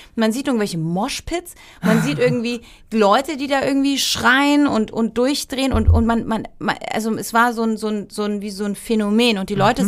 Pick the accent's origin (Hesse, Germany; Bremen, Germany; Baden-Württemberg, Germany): Baden-Württemberg, Germany; Heidelberg; moved away as an adult; also born or lived in Berlin / Cologne / Barcelona / Munich; now in Heidelberg, Germany; Ich komme nach Heidelberg, meine Familie wohnt dort und es ist meine Heimat